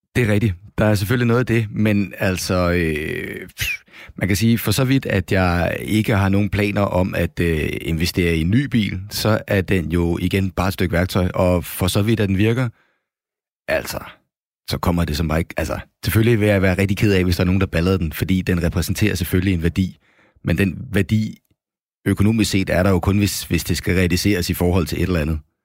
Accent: Copenhagen, Capital Region of Denmark, Denmark; moved away as an adult; now in Jutland, Denmark; jeg er jo københavner, kan man sikkert høre

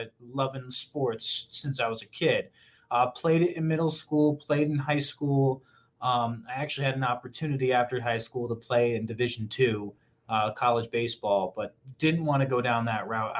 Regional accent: Connecticut, United States; moved away as an adult; now in Sacramento, United States; Born and raised on the East Coast, right in the middle of Connecticut and Boston, New York

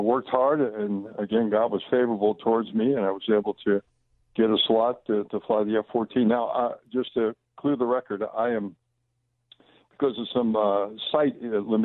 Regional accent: Long Island, New York, United States; I grew up on Long Island

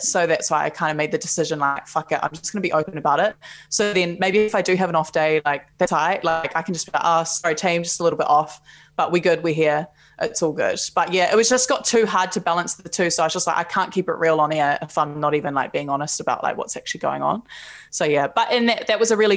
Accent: Palmerston North, Manawatū-Whanganui, New Zealand; also born or lived in Auckland; I grew up in Palmerston North

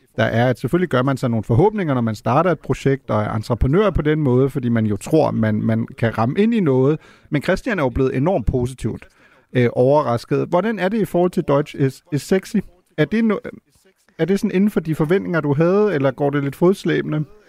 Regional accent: Germany; now in Denmark; som tysker, der bor i Danmark

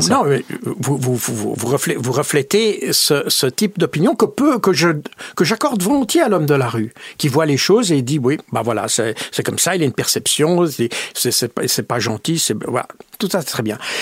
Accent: Switzerland; je suis suisse, mais avec euh, une bonne partie de ma famille qui est française

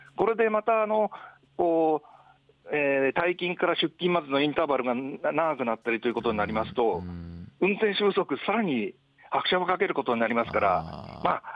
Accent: Yamanashi, Japan; moved away; 私は山梨県の生まれなんですが、その地元の山梨県のバス会社で

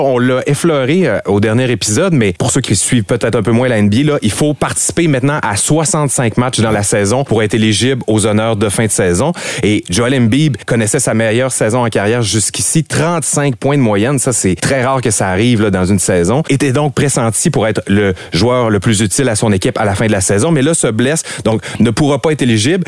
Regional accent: Quebec, Canada; en tant que Québécois

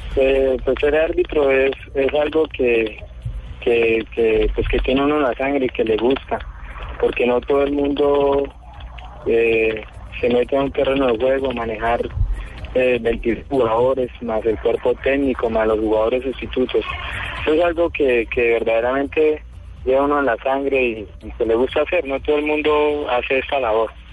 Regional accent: Tame, Arauca, Colombia; yo soy de, del departamento de Arauca, soy del municipio de Tame

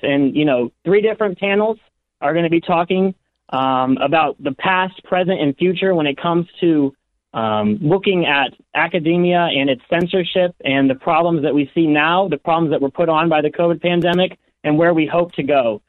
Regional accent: Southern Illinois, United States; moved away as an adult; now in Chicago, United States; I'm from Southern Illinois, actually. I'm a student here at the University of Chicago

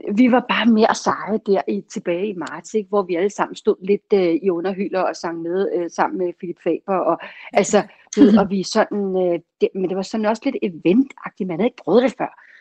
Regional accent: Copenhagen, Capital Region of Denmark, Denmark; jeg er jo ellers københavner, så jeg bor i København

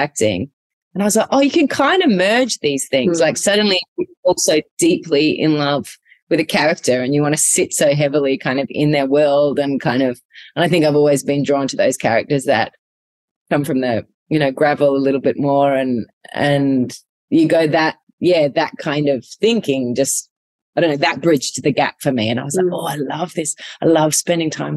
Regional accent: Adelaide, South Australia, Australia; also born or lived in Darwin; when we moved back from Darwin to Adelaide when I was younger, I think I was thrown back into school

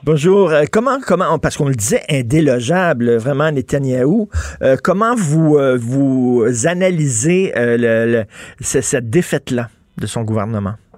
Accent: Montreal, Quebec, Canada; en tant que Montréalais

